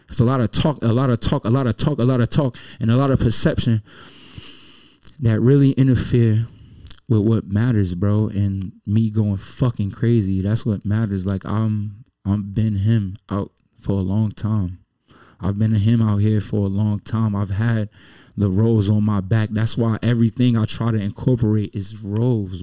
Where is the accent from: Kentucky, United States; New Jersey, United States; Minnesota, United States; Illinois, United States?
New Jersey, United States; Newark; moved away; I'm from Newark, New Jersey.